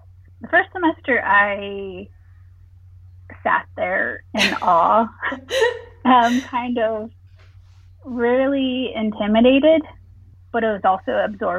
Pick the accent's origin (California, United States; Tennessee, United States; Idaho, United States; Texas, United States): California, United States; Visalia; moved away as an adult; also born or lived in Kansas City, Missouri / Illinois; I was born and raised in Visalia, California, right smack dab in the middle of the state